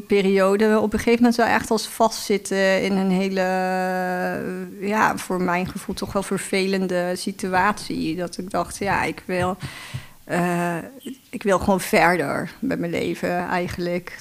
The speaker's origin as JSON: {"language": "Dutch", "town": "Heerlen", "region": "Limburg", "country": "Netherlands", "tie": "born or raised there", "also_born_or_lived": "Utrecht", "moved": "as an adult", "said": "ik kom uit Limburg eigenlijk."}